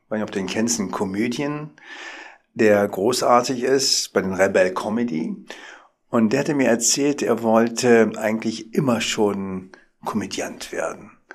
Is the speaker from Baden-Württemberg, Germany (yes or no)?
no; Berlin, Germany; als klassischer Berliner Junge, geboren im Wedding